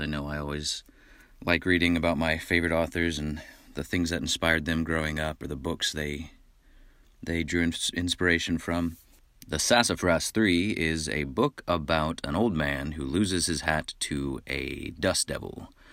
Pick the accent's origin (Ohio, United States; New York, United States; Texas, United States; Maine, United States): Texas, United States; Midland; I grew up in Midland, Texas, which is out west